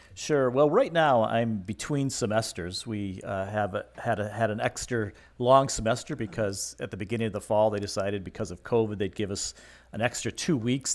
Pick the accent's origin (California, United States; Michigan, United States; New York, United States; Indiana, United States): Michigan, United States; I grew up in Michigan